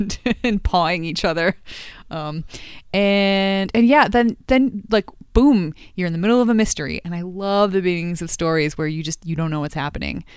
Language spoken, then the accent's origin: English; United States; I'm an American